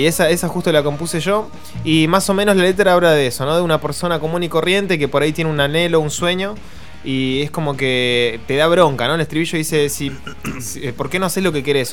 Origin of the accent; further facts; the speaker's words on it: Buenos Aires Province, Argentina; de Lanús, la mitad de la banda y la otra mitad de Temperley